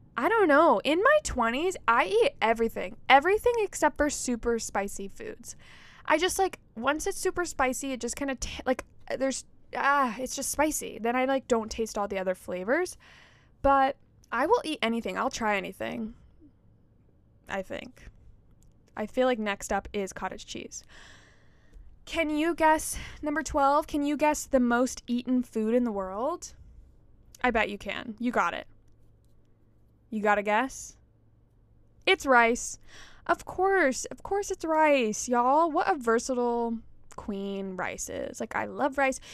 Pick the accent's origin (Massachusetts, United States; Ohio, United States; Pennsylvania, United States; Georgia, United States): Georgia, United States; growing up in Georgia, like there's Stone Mountain